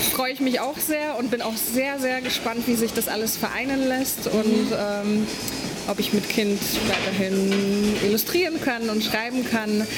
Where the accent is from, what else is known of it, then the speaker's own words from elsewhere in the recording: Poland; now in Berlin, Germany; Ich bin ursprünglich Polin